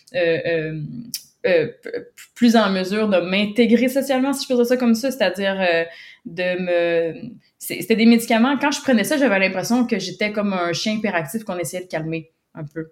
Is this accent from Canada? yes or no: yes; Quebec, Canada; j'habite au Québec, Canada. je suis née au Québec, je, suis encore au Québec